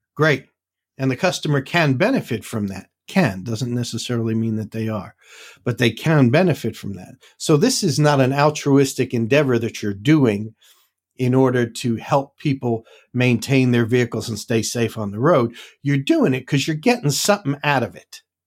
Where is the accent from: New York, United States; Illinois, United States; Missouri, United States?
New York, United States; New York City; moved away; I grew up in the Bronx.